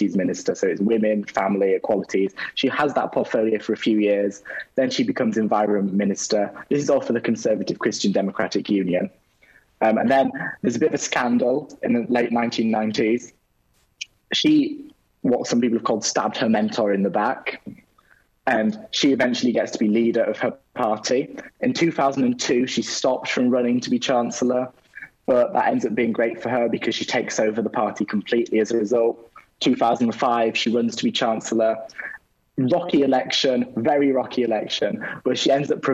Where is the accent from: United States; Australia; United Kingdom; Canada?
United Kingdom; moved away as an adult; now in Paris, France; I'm originally from Britain, where my family is German, and I live in France, obviously, for university.